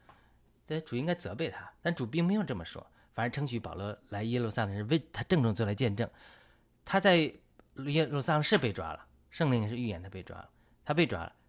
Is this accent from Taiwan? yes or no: no; China; 我们中国人